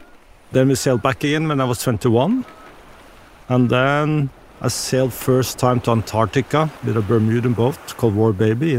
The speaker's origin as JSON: {"language": "English", "country": "Norway", "said": "I'm from Norway."}